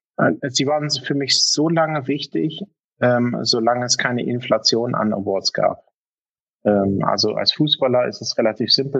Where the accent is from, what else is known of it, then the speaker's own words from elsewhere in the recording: Germany; als Deutscher